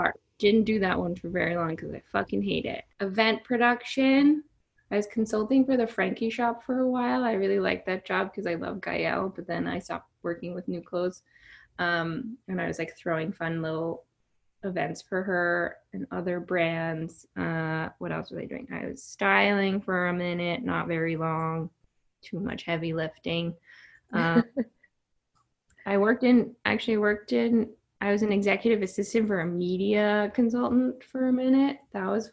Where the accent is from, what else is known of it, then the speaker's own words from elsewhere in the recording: Virginia, United States; moved away as an adult; now in New York, United States; I moved to New York from Virginia at 18